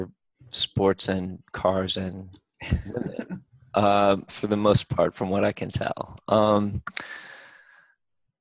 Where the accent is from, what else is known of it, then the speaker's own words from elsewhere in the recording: United States; I'm from America